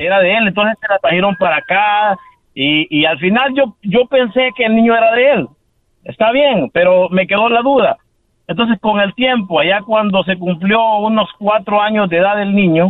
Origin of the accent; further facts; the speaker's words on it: El Salvador; moved away as an adult; Yo soy de Salvador